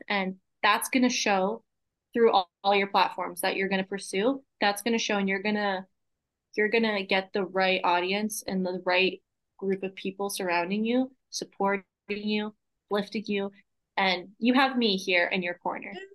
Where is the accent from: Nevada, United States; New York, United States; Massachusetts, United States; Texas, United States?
Massachusetts, United States; moved away; I grew up in Massachusetts